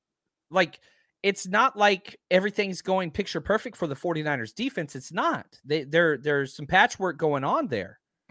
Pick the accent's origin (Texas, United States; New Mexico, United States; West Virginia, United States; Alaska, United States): Texas, United States; I'm from Texas.